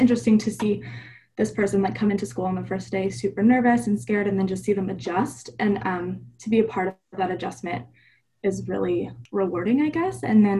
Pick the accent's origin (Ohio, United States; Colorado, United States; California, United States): Colorado, United States; Falcon; also born or lived in Louisiana; now in Arizona, United States; I was born in Louisiana, moved about seven times. I think Arizona is the seventh place I've lived, but spent all of my high school career in Falcon, Colorado at Falcon High School with the S2S program there.